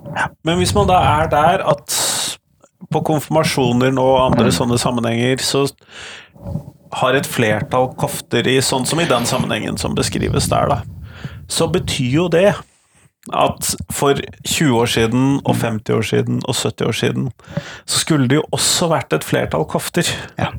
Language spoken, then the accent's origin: Norwegian; Southern Norway, Norway; Som søring